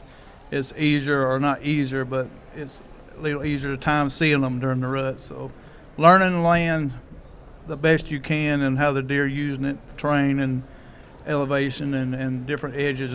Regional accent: North Alabama, United States; 58, from North Alabama.

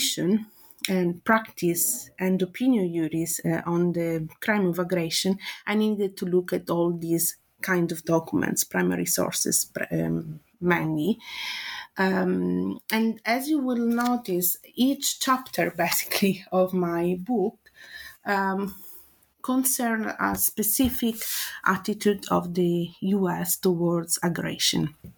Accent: Italy; accent: Italian; English is a second language; now in London, United Kingdom; So as you can guess from my accent, I'm Italian. But I've been teaching and researching as senior lecturer in law at Middlesex University, London, for the last 8 years.

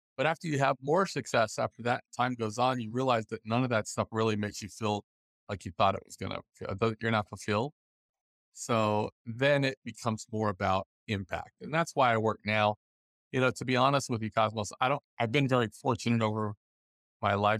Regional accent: Los Angeles, California, United States; I grew up in the Los Angeles area

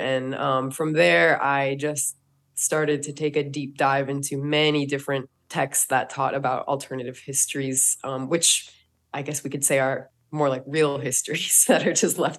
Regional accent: North Dakota, United States; I grew up in North Dakota, so Native American people are the most predominant minority there.

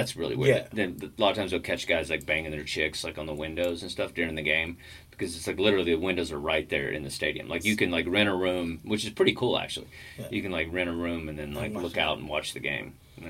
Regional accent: Texas, United States; I'm from Texas.

